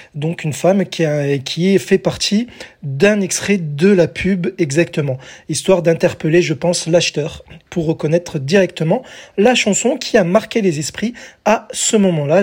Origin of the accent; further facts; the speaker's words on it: France; chez nous en France